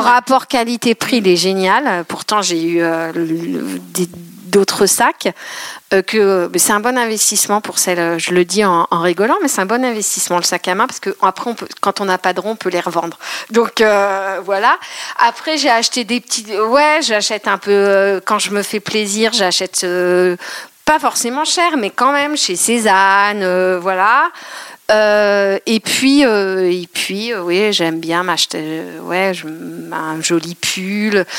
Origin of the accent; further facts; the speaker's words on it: Eure-et-Loir, Centre-Val de Loire, France; also born or lived in Paris; je suis de Rédoire